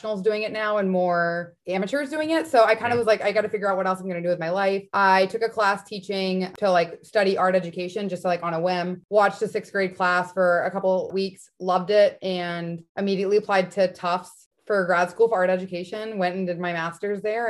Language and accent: English; outside of Dallas, Texas, United States; moved away as an adult; also born or lived in Arizona; now in Boston, United States; I was born and raised outside of Dallas, Texas, went to college in Arizona, and then moved up here.